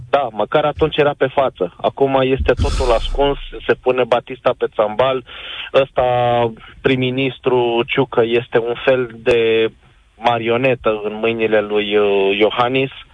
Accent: Ploiești, Prahova, Romania; eu sunt din Ploiești

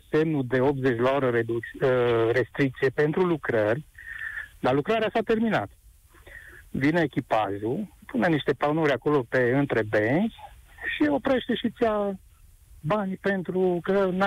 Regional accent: Mediaș, Sibiu County, Romania; eu sunt din Mediaș, în zona și Mediașului

